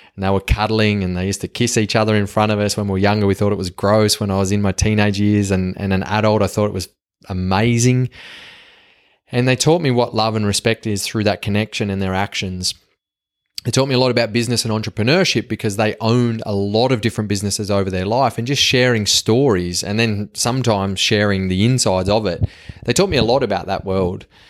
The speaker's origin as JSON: {"language": "English", "country": "Australia", "accent": "Yobo Aussie", "said": "my Yobo Aussie accent"}